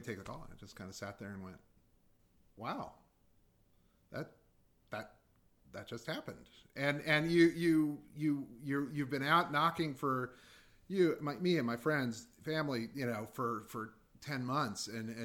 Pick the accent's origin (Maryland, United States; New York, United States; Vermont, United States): Maryland, United States; Baltimore; also born or lived in Indiana; growing up in Baltimore, going to Baltimore City Public Schools